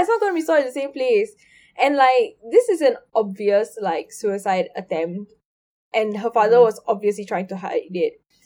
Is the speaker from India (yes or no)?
yes; India; I'm Indian